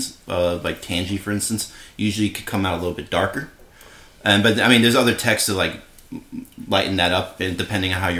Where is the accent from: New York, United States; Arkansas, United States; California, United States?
New York, United States; now in Nevada, United States; I grew up in New York